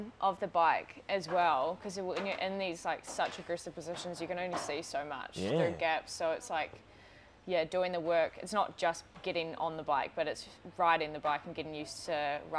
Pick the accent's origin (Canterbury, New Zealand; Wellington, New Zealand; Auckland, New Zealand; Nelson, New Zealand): Auckland, New Zealand; also born or lived in New Plymouth; Grew up in Auckland.